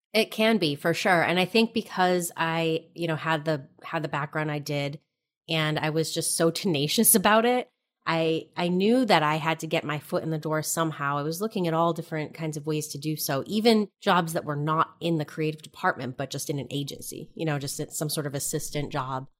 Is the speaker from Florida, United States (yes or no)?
no; New Hampshire, United States; moved away as an adult; also born or lived in New York City; I'm from New Hampshire.